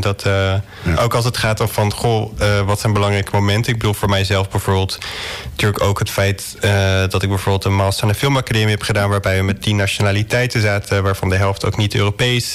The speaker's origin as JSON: {"language": "Dutch", "region": "Drenthe", "country": "Netherlands", "tie": "born or raised there"}